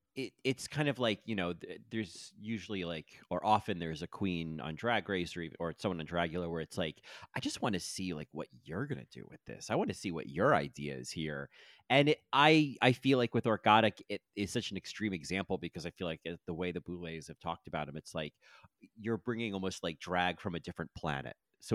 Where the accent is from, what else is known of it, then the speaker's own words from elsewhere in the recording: New Jersey, United States; I grew up in New Jersey.